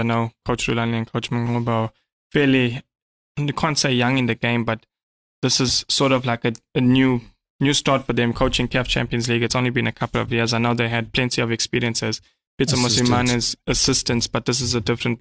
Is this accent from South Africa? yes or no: yes; South Africa; being South Africans